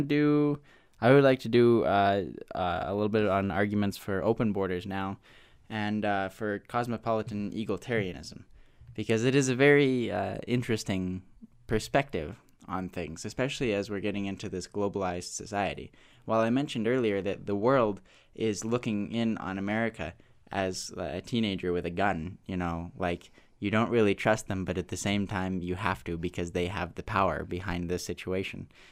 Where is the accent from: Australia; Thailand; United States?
United States; as an American white male